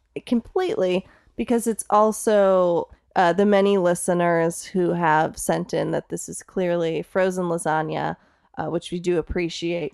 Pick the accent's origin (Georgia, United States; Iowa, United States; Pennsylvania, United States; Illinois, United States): Illinois, United States; Streamwood; I actually grew up in Streamwood.